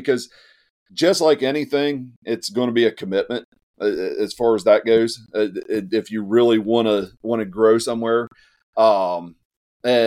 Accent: southeast Ohio, United States; we're both from Ohio. So I'm from the southeast side of Ohio

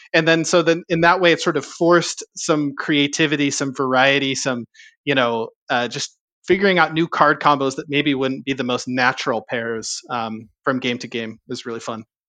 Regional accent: Southern California, United States; I grew up in Southern California

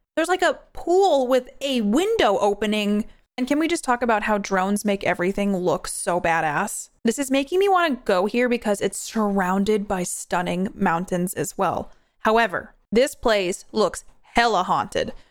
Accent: New York, United States; moved away; also born or lived in New Hampshire; I'm from New York. I lived in New Hampshire for a very long time

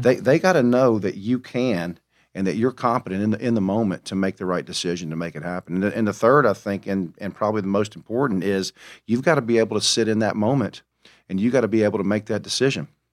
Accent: Mobile, Alabama, United States; I am from Mobile, the, the womb of greatness, the birthplace of Mardi Gras

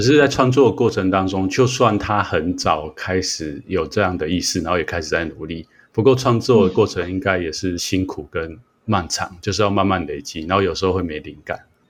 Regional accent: Taiwan; 我们在台湾长大

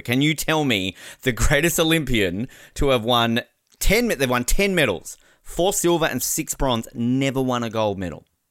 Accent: Australia; we're Australian.

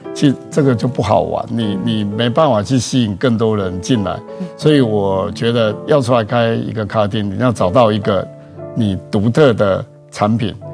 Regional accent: Taichung, Taiwan; 我出生在台中啦，嗯。然后我从小学念到研究所，全部都在台中

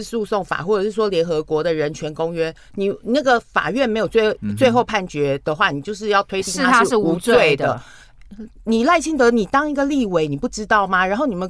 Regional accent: Tainan, Taiwan; 我觉得你，我觉得你是我台南人的耻辱，我就不进去。

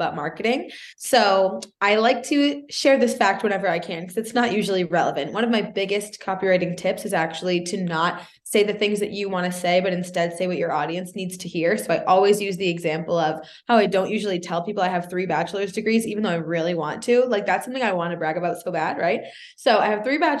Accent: Boston, Massachusetts, United States; also born or lived in Canada; I'm from Boston

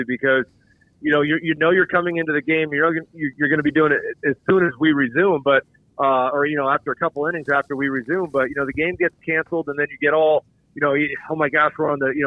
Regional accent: Colorado, United States; moved away; I grew up in Colorado

